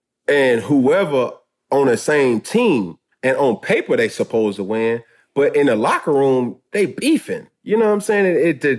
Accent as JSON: {"language": "English", "region": "the South", "country": "United States", "said": "And I'm like, man, I'm a dude from the South, bro."}